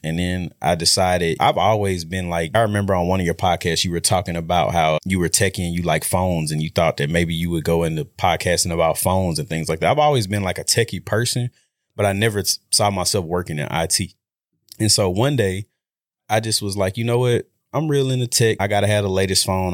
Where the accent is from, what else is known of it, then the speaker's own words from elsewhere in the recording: Shreveport, Louisiana, United States; moved away as an adult; now in Dallas, United States; I'm from Shreveport, Louisiana. Went to Huntington High School